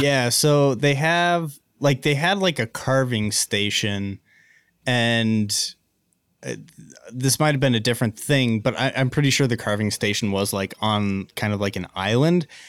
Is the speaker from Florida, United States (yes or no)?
no; Missoula, Montana, United States; also born or lived in Florence, Montana; grew up in Missoula in a phenomenal trailer park